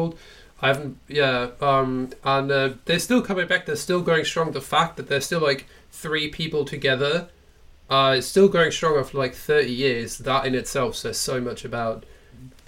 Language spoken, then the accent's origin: English; Germany; I grew up in Germany